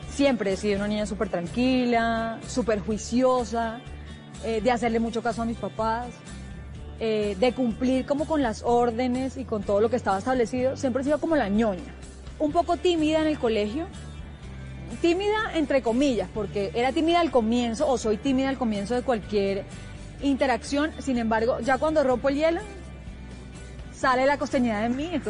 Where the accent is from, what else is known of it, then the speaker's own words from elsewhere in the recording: Barranquilla, Atlántico, Colombia; born there; Viví seis meses en Barranquilla y soy, me siento la más barranquillera por mi mamá, que es súper barranquillera, pero nunca viví en la costa por el trabajo de mi papá viajamos mucho, nos trasladamos a muchos sitios del país.